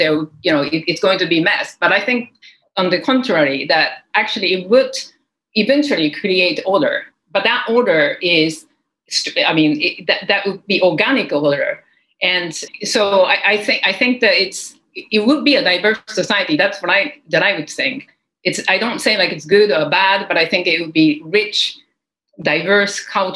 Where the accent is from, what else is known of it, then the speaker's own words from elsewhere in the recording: Japan; English is a second language; I come from Japan, you know, I was born and grew up in Japan and English is the second language